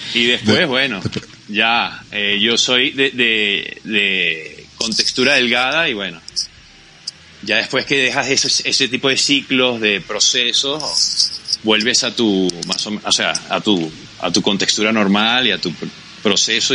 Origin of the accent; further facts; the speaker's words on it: Macuto, La Guaira, Venezuela; moved away as an adult; now in Bogotá, Colombia; Yo soy de Macuto